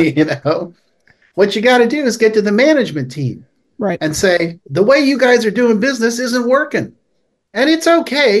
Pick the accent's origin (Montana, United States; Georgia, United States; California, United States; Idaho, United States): California, United States; Palo Alto; I grew up in Palo Alto, California, uh, which is this wonderful town